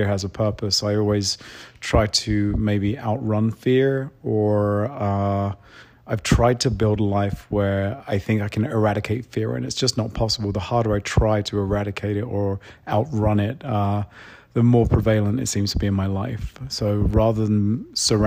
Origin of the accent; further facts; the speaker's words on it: London, United Kingdom; I grew up in London